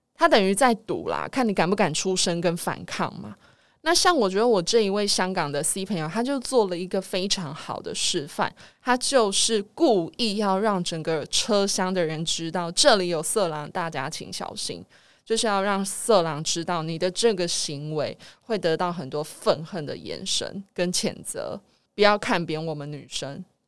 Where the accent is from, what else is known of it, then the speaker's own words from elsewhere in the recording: Taiwan; 我们台湾人